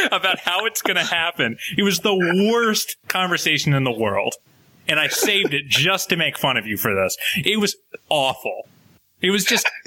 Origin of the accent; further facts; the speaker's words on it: Columbus, Ohio, United States; now in Chicago, United States; I'm from Columbus, Ohio